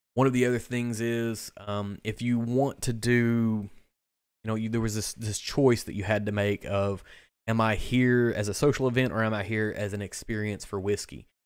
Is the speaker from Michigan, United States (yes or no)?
no; Kentucky, United States; I am from the state of Kentucky, but I'm not from Bardstown